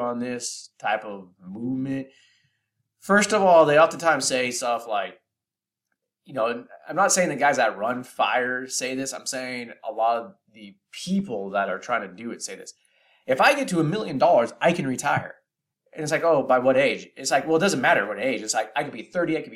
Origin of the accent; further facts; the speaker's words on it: Bay Area, California, United States; I'm from the Bay Area in California